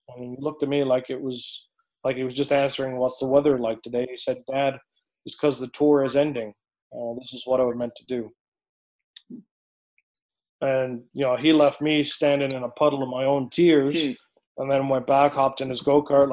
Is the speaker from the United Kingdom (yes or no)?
yes; England, United Kingdom; moved away; I'm from England